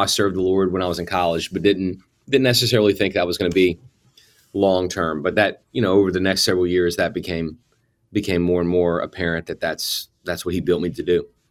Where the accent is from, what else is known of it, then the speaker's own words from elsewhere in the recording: New Orleans, Louisiana, United States; moved away as an adult; I grew up in the New Orleans area and stayed there all the way through high school graduation